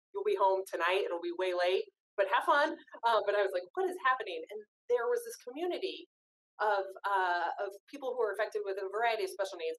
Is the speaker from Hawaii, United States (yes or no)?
no; Kentucky, United States; moved away as an adult; also born or lived in California; I'm from Kentucky, and Kentucky Derby is a really big thing here